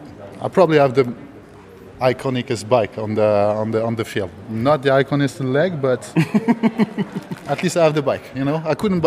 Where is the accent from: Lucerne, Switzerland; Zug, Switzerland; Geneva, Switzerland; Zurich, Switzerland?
Geneva, Switzerland